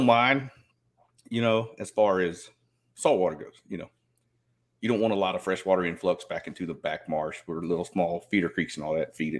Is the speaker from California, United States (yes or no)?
no; Southeast Georgia, United States; moved away as an adult; now in Southeast Texas, United States; growing up there in Southeast Georgia